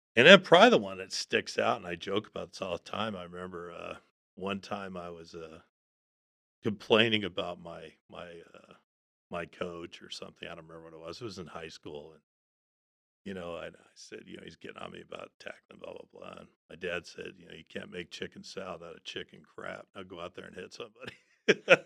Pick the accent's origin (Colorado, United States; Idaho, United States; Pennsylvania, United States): Colorado, United States; outside of Aspen; I grew up outside of Aspen